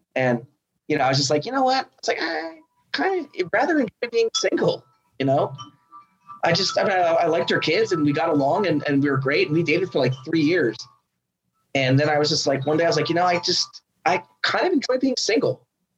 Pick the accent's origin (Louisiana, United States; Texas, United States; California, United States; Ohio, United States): Texas, United States; Austin; I was born and raised in Austin, and you know they're going to sit there and say the city's not what it is. It's changing.